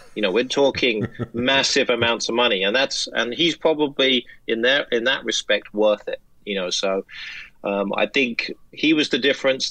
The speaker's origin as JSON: {"language": "English", "country": "United States", "said": "American soccer fans"}